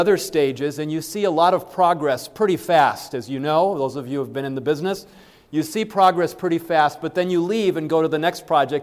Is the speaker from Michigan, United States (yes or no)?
yes; Berrien Springs, Michigan, United States; I grew up in Berrien Springs, Michigan